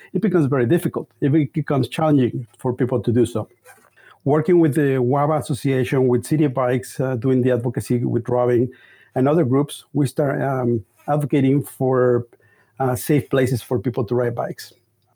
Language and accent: English; Mexico City, Mexico; moved away as an adult; now in Houston, United States; I'm from Mexico City.